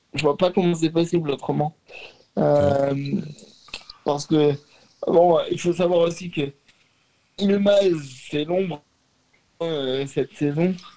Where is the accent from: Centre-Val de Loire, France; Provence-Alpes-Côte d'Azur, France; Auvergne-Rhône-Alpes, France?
Auvergne-Rhône-Alpes, France; Lyon; je suis lyonnais